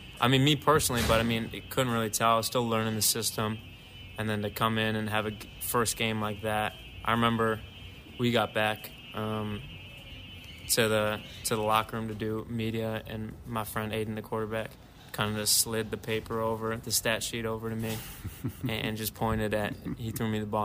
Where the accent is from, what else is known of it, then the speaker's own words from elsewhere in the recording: Deerfield, Illinois, United States; growing up in Chicago